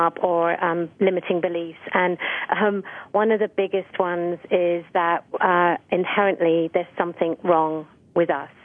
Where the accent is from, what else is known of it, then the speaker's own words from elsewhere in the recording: Essex, East of England, United Kingdom; I grew up outside of London in a really pretty area in Essex